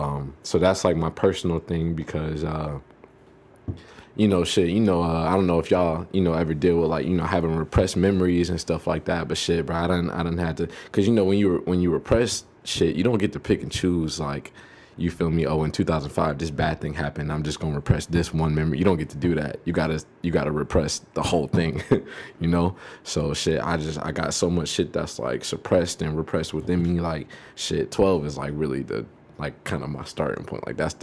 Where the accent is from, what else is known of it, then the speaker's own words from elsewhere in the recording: Savannah, Georgia, United States; I'm from Savannah, Georgia.